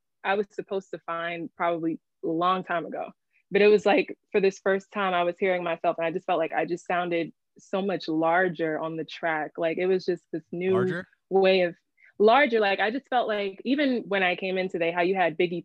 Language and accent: English; Philadelphia, Pennsylvania, United States; I grew up in Philly, nice town area, basically North Philly.